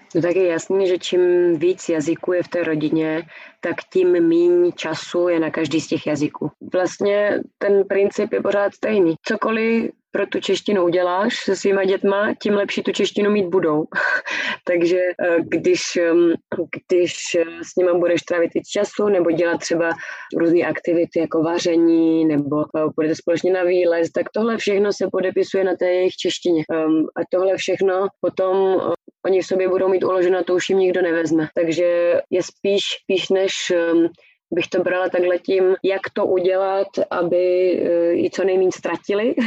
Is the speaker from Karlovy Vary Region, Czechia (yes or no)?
no; Prague, Czechia; moved away as an adult; now in Germany; se narodila v Praze a vyrůstala jsem v Praze a žila jsem celý život v Praze